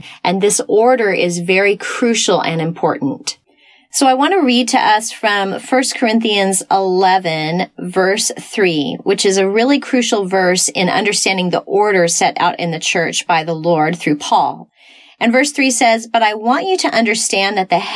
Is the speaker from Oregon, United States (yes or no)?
no; Texas, United States; I was raised in Texas in a denominational church